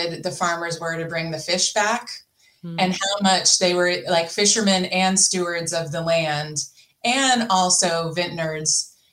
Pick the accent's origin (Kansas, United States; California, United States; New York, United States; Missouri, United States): California, United States; Napa County; I grew up in California in Napa County